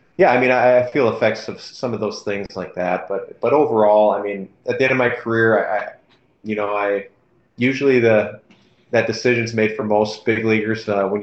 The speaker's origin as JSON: {"language": "English", "region": "Minnesota", "country": "United States", "tie": "born or raised there", "said": "selected by my hometown team"}